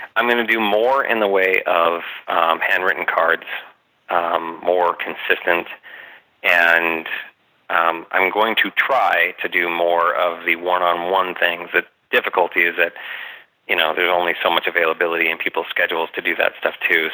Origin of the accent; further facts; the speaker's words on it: United States; I'm a West Valley guy. I grew up in the West Valley. I've lived here my whole life.